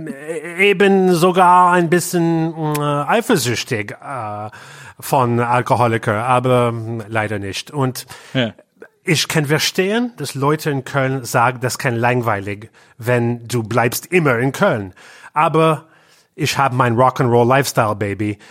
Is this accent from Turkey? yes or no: no; Canada; German is a second language; moved away as an adult; also born or lived in Berlin; now in Cologne, Germany; wir kommen aus Kanada